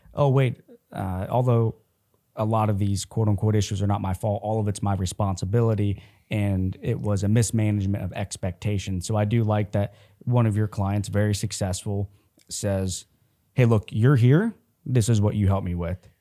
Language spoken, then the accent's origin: English; Columbus, Ohio, United States; I'm from Columbus, Ohio